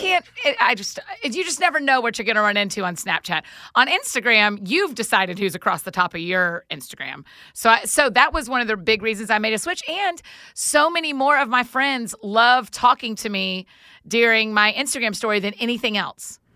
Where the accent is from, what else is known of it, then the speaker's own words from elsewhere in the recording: the South, United States; growing up in the South, it was just really special